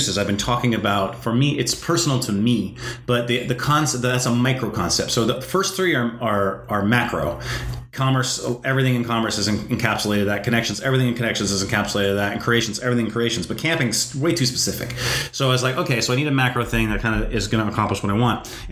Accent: North Dakota, United States; I grew up in North Dakota

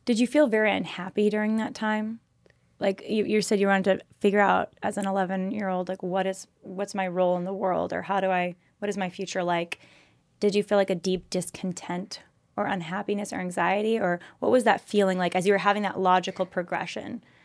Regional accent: California, United States; we're both from California and similar area

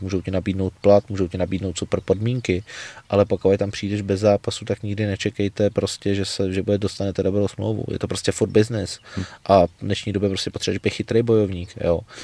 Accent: Czechia; jako jediný Čech v Německu

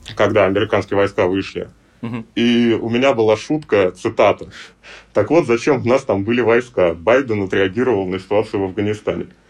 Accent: Russia; я из России

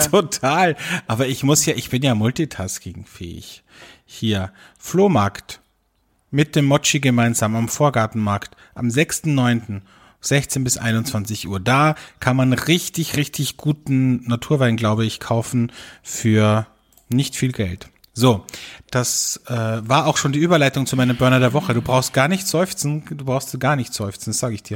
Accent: Austria; bei uns in Österreich

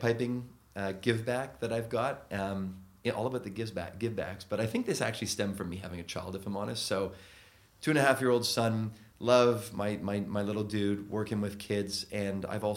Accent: Canada; moved away as an adult; now in London, United Kingdom; being Canadian

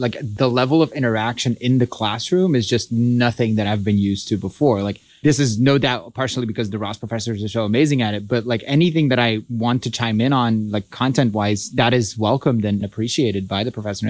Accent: Belgium; moved away as an adult; now in Ann Arbor, United States; I'm from Belgium.

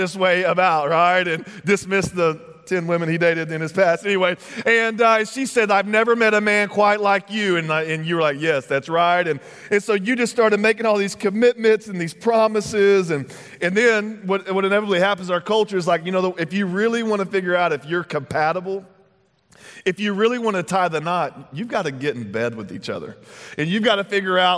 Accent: Texas, United States; moved away; I'm originally from Texas

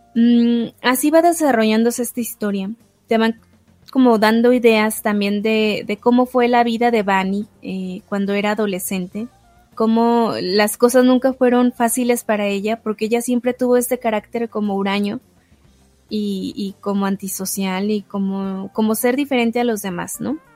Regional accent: Mexico; yo no soy italiana, yo soy mexicana

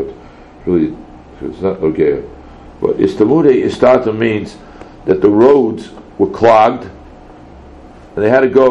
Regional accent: United States; We grew up in America

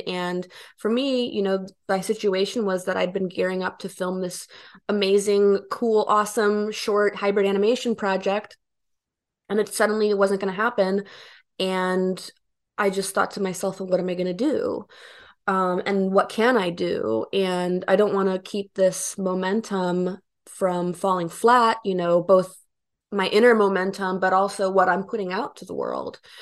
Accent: Bentonville, Arkansas, United States; moved away as an adult; also born or lived in Romania / Erie, Pennsylvania; now in New York, United States; I moved to Bentonville when I was ten. Um, I'm originally from Romania. My family and I immigrated to Erie, Pennsylvania when I was four

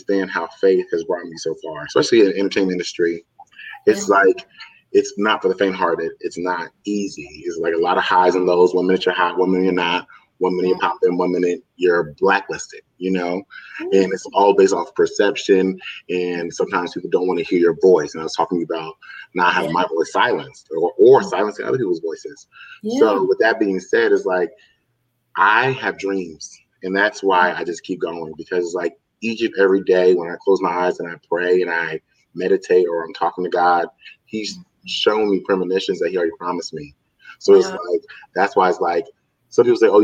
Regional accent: New Jersey, United States; We're both from Jersey, so you know the type of small towns we're from.

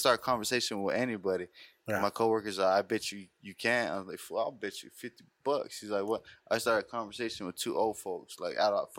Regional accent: Tucson, Arizona, United States; I'm from Arizona. I was from Tucson.

